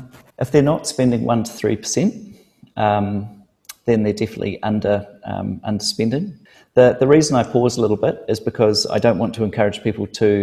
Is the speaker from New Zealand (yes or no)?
yes; New Zealand; I've gone into business and I'm a Kiwi and in New Zealand, we can be casual and casual is okay.